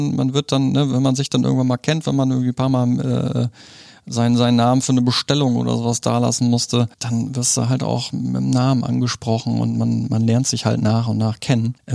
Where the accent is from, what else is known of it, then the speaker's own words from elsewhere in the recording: Germany; also born or lived in Poland; ich wurde in, in Polen geboren. Hm bin mit äh, zwei Jahren sind wir nach Deutschland ge gekommen, Hab irgendwie schon in der halben Republik gewohnt.